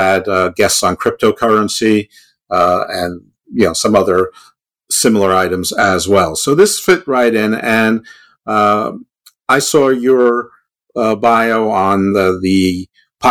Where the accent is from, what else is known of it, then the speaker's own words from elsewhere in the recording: United States; I'm American.